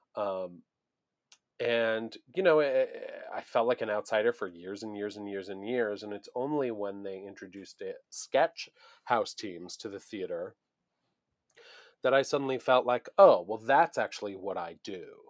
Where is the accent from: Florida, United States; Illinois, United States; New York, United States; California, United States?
New York, United States; Buffalo; moved away; I grew up in Buffalo, New York